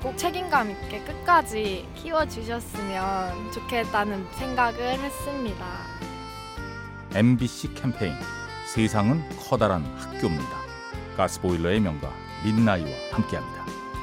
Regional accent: Daejeon, South Korea; moved away as an adult; also born or lived in Seoul; now in Paju, South Korea; 저는 대전 출신인데요

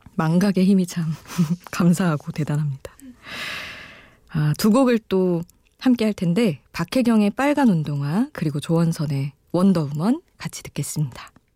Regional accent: South Korea; 한국에서 태어나기 진짜 잘했구나

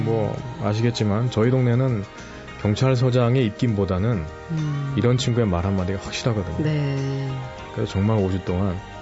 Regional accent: South Korea; moved away as an adult; also born or lived in New York, United States; now in Philadelphia, United States; 한국으로 돌아와서

